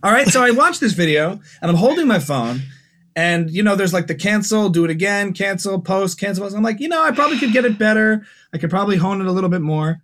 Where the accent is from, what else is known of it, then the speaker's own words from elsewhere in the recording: New Jersey, United States; moved away as an adult; now in Los Angeles, United States; I'm originally from New Jersey. Now I've been in L A for the good part of nine years